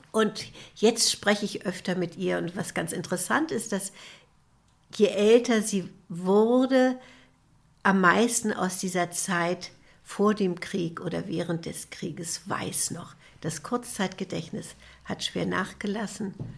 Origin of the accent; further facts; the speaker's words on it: Kiel, Schleswig-Holstein, Germany; Ich bin in Kiel geboren